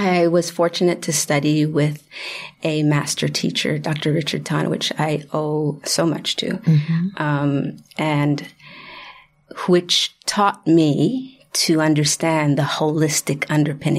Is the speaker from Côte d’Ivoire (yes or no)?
no; Haiti; moved away; I am from Haiti